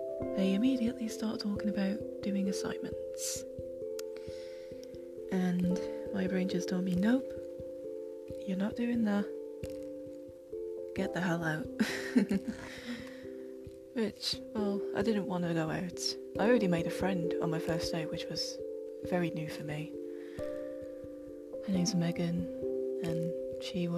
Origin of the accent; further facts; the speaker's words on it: United Kingdom; I am very British. Not your typical Londoner. No, I was born and raised in a very small town. Still live here.